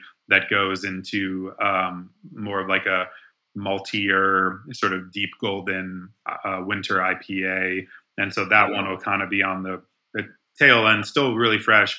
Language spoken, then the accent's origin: English; Ohio, United States; now in North Carolina, United States; I grew up in Ohio